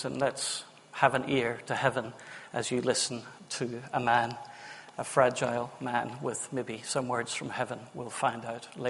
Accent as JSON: {"language": "English", "region": "Northern Ireland", "country": "United Kingdom", "moved": "yes", "lives_now": "Witney, United Kingdom", "said": "I'm Northern Irish."}